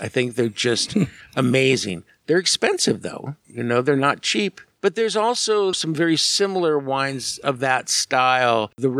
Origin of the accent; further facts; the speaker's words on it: California, United States; and I said I was from California.